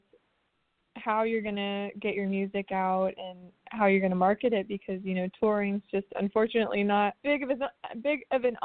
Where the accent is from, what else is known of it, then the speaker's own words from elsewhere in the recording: Nashville, Tennessee, United States; This is my hometown. I was born here and lived here my entire life.